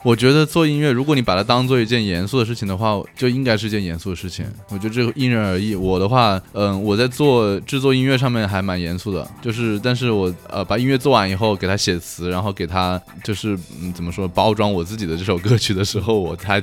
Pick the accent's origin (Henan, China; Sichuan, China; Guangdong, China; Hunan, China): Hunan, China; moved away as an adult; also born or lived in Japan; 我是湖南人嘛